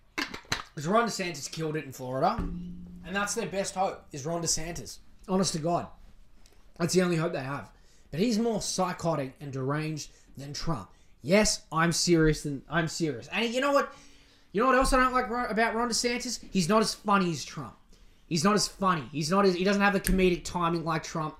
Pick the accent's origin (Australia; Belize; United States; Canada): Australia; I'm Australian